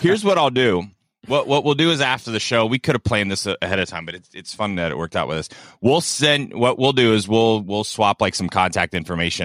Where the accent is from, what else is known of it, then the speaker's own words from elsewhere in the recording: South Florida, United States; I grew up in South Florida